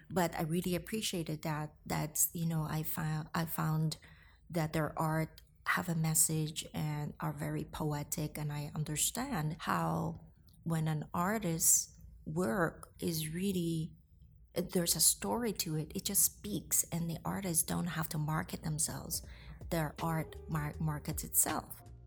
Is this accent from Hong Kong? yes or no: yes; Hong Kong; moved away as an adult; also born or lived in Philippines; now in New York, United States; I was born in Hong Kong. My mother is Filipina, so I got the privilege to live both in Hong Kong and in the Philippines during my childhood